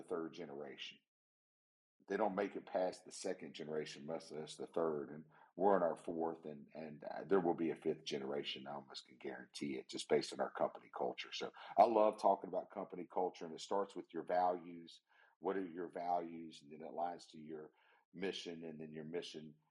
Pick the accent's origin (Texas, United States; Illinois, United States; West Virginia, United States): West Virginia, United States; the wonderful, beautiful state of West Virginia, my home state.